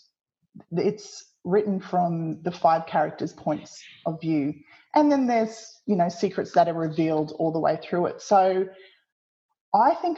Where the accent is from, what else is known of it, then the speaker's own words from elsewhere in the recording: Tasmania, Australia; I was born in Tasmania